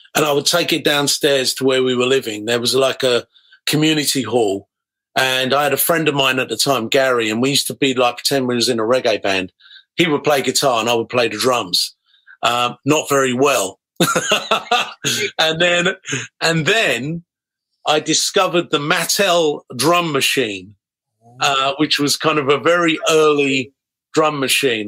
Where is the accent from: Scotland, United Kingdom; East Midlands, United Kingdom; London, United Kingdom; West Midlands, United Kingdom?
London, United Kingdom; Harrow; I was was growing up in Harrow